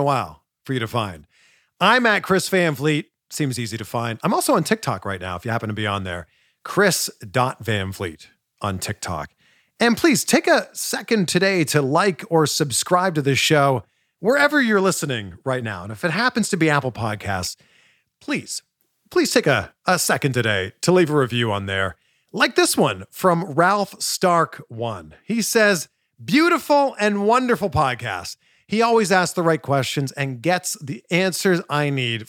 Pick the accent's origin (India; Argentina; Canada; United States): Canada; Toronto, Ontario; moved away; I'm originally from Toronto